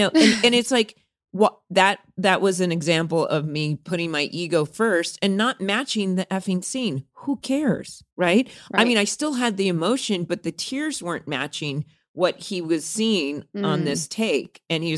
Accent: San Bernardino, California, United States; I'm actually from San Bernardino. I was born in San Bernardino, Upland, California.

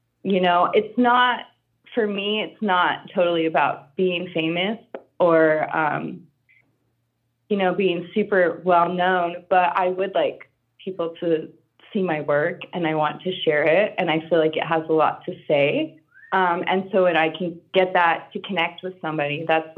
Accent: Southwest, United States; I grew up in the Southwest, so I grew up around a lot of folk art

